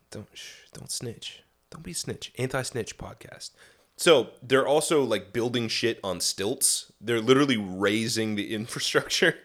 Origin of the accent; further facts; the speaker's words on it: Midwest, United States; moved away; I grew up in the Midwest